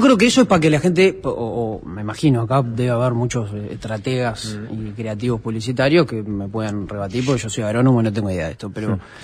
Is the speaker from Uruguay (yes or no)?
yes; Montevideo, Uruguay; nosotros somos los tres montevideanos